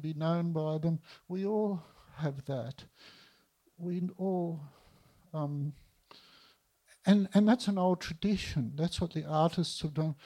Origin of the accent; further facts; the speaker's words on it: Melbourne, Victoria, Australia; I was born in East Melbourne